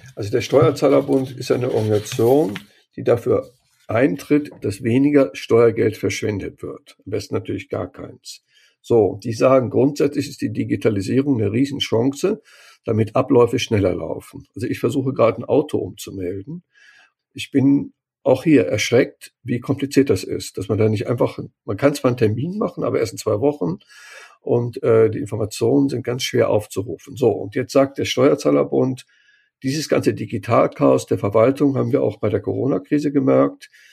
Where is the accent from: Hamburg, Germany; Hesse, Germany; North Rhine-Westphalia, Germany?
North Rhine-Westphalia, Germany; Cologne; born or raised there; moved away